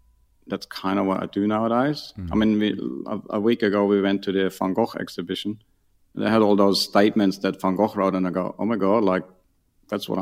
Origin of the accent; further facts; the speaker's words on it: near Munich, on the Ammersee, Bavaria, Germany; moved away; I grew up near Munich on the Ammersee. So that's like 40 km out of Munich.